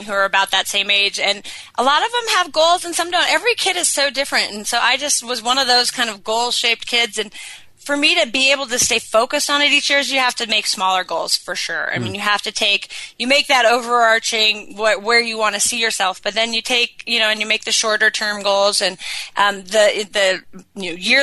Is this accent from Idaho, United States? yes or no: yes; Sun Valley, Idaho, United States; I was in Sun Valley, my hometown, on the mountain that I had grown up on.